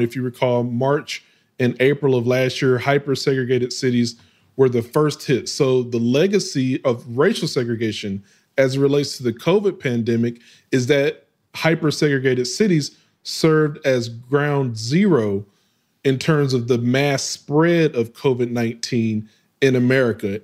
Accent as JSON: {"language": "English", "town": "West Memphis", "region": "Arkansas", "country": "United States", "tie": "born or raised there", "also_born_or_lived": "Baltimore / Atlanta, Georgia / Houston, Texas", "moved": "yes", "said": "I grew up, well, my hometown, West Memphis, Arkansas, is a small, it's like thirty thousand folks"}